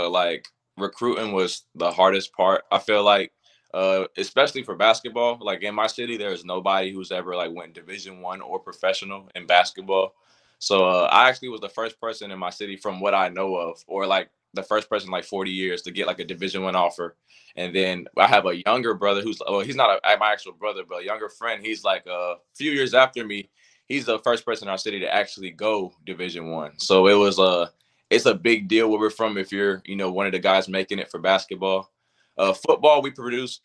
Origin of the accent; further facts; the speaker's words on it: Port Royal, South Carolina, United States; So I'm from Port Royal, South Carolina. Like I said, I pretty much lived there my whole life